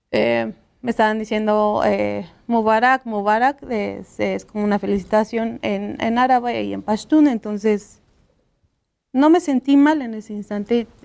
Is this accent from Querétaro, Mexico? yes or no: no; Toluca, State of Mexico, Mexico; now in London, United Kingdom; Eh, soy originaria de Toluca, mi familia es de Villa Victoria